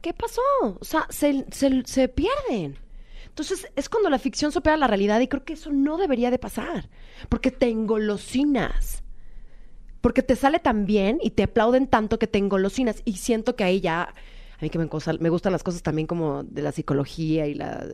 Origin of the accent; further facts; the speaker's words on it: Mexico; yo soy mexicana, soy de una familia tradicional mexicana